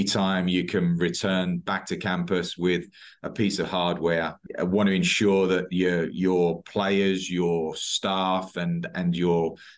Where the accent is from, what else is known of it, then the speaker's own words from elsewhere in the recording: Basildon, East of England, United Kingdom; moved away as an adult; also born or lived in East London; now in United States; I was East London. Family was in East London. I lived in Essex, in Basildon, went to school in Southend.